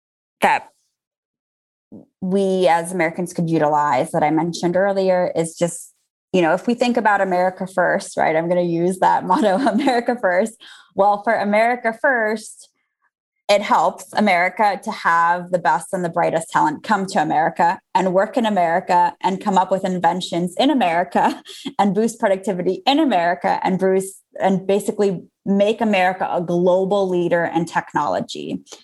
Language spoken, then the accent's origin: English; Azerbaijan; moved away; also born or lived in Armenia; So I was born in the Soviet Union as it was collapsing. And we were, my family and I were refugees from Azerbaijan to Armenia.